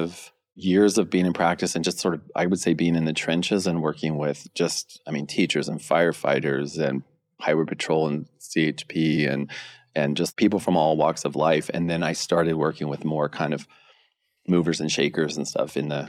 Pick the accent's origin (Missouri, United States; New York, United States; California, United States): California, United States; I grew up in Northern California, skating, surfboard, surfing, skateboarding, and doing sports and stuff.